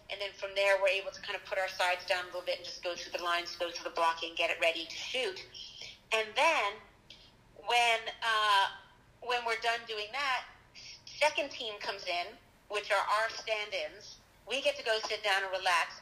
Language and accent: English; Charlottesville, Virginia, United States; moved away as an adult; now in New York, United States; I'm from Charlottesville